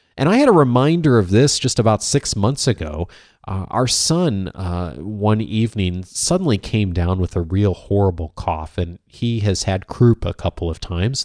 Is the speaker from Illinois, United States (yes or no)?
yes; Chicago, Illinois, United States; I grew up in the Midwest, as many of you know, a suburban Chicago